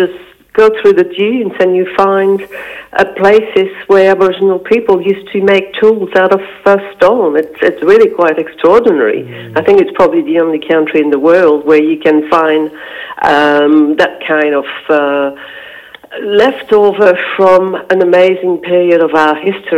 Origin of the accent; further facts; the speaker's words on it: Belgium; first language French; English is a second language; moved away as an adult; now in Australia; Belgium, yes. Yeah. And my first language is French, which is why I've got a funny accent.